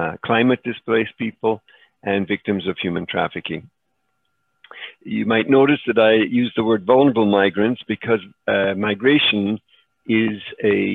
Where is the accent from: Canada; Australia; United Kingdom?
Canada; Montreal, Quebec; moved away; also born or lived in Czechoslovakia / Chicago, United States / El Salvador; we escaped to Canada, where I grew up in Montreal, attended Loyola High School there